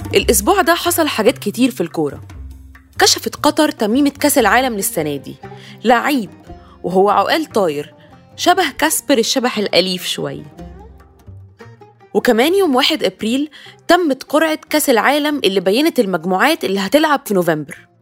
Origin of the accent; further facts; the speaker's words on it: Egypt; انا كحد مصري